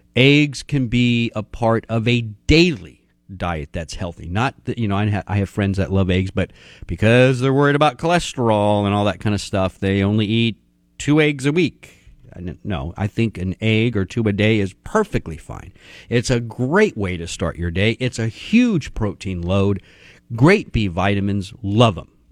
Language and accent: English; Texas, United States; I'm from Texas.